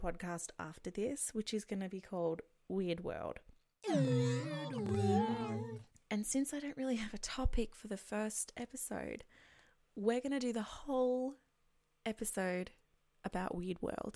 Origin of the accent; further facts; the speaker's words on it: Australia; I'm from Australia